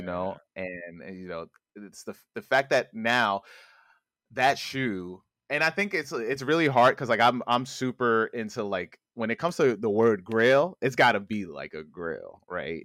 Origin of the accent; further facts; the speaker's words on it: New York, United States; I live in the city, I'm from New York